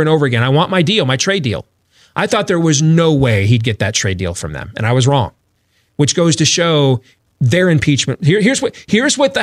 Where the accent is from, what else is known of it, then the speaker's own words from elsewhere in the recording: Michigan, United States; moved away; where I grew up in Michigan